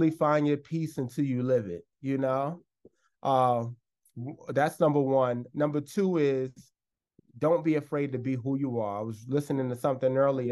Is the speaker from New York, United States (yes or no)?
yes; New York City, New York, United States; moved away as an adult; also born or lived in Los Angeles; now in New York City, United States; From New York, born and raised in the Bronx, moved to LA.